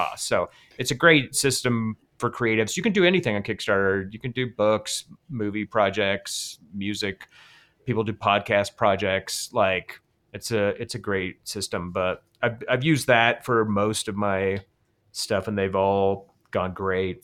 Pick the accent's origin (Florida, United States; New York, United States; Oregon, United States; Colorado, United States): Colorado, United States; I'm from Colorado